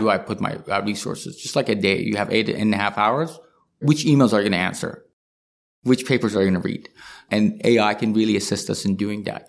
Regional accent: Iran; now in Canada; I come from Iran.

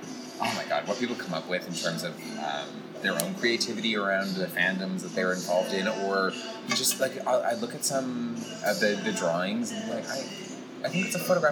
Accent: Calgary, Alberta, Canada; now in Toronto, Canada; My hometown.

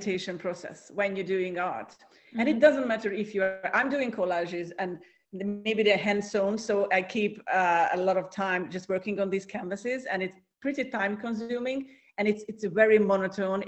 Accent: Hungary; now in Cyprus; I'm originally from Hungary, from Central Europe.

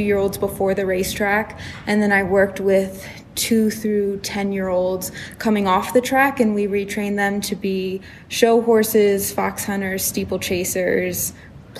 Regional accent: Maryland, United States; moved away; I grew up in Maryland, which is very much old school English

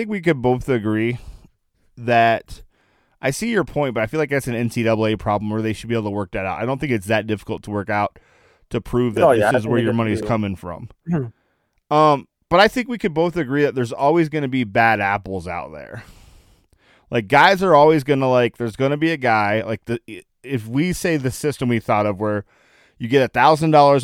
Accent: Akron, Ohio, United States; I'm from Akron, Ohio

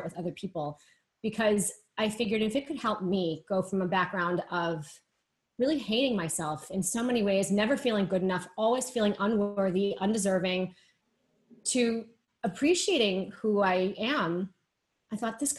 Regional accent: Boston, Massachusetts, United States; now in New York, United States; I'm based in New York. I'm originally from Boston.

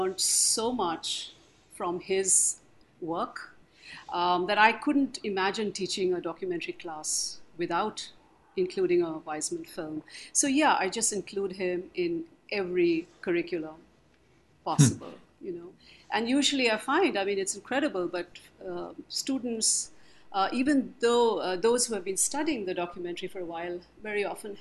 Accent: India; moved away as an adult; also born or lived in Philadelphia, United States; I was somebody straight from India

